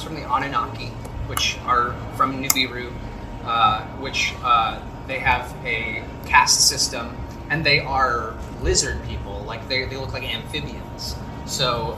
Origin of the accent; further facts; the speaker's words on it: Los Angeles, California, United States; moved away as an adult; now in Kansas City, United States; I'm from Los Angeles